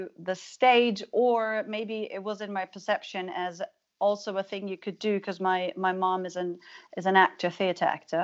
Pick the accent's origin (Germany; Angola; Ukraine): Germany; moved away; I was from Germany